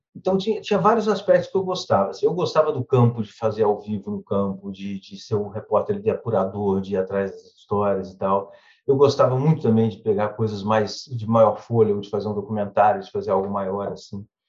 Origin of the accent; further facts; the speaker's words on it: Duque de Caxias, Rio de Janeiro, Brazil; eu nasci em Duque de Caxias, na Baixada Fluminense. E tive uma infância assim, morava de aluguel, estudava em colégio público